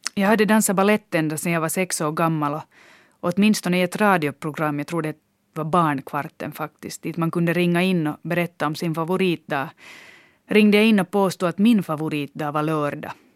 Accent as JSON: {"language": "Swedish", "town": "Loviisa", "region": "Uusimaa", "country": "Finland", "tie": "born or raised there", "said": "gått på samma danstimmar i Lovisa, vilket var min hemstad då."}